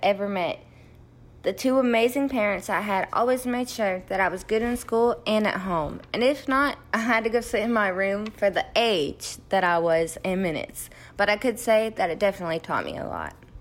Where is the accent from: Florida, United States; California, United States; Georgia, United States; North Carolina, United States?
North Carolina, United States; Sanford; also born or lived in Moscow, Russia; I grew up in Sanford, North Carolina, which is kinda close to the biggest military base in America